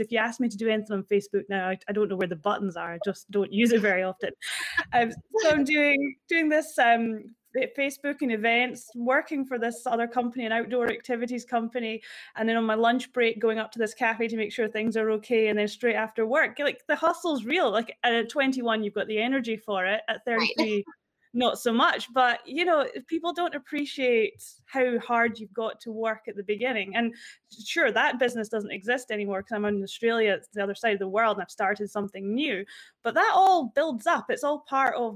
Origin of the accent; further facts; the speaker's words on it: a country town in Scotland, United Kingdom; I'd come back from university from a country town in Scotland. So I went back there